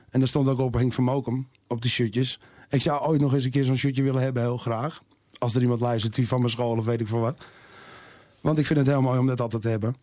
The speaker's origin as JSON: {"language": "Dutch", "town": "Amsterdam", "region": "North Holland", "country": "Netherlands", "tie": "born or raised there", "accent": "Jordanees", "said": "ik ben geboren in Jordaan en ik eh, ben een echte Jordanees. Zoals jullie wel horen aan mijn stem"}